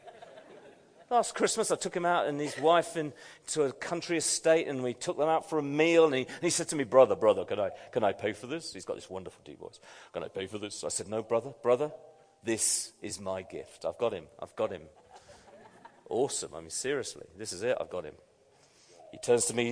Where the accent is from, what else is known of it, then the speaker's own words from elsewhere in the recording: United Kingdom; I'm a Brit